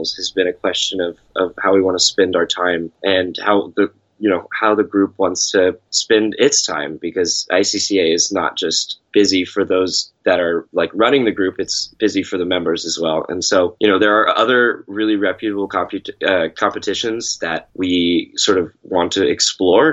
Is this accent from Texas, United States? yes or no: yes; Texas, United States; moved away; I come from Texas